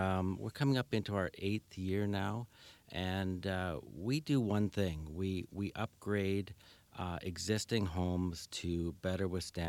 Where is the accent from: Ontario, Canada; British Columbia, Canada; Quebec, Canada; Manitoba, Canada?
Manitoba, Canada; Winnipeg; also born or lived in Calgary; I came from Winnipeg originally, but through Calgary.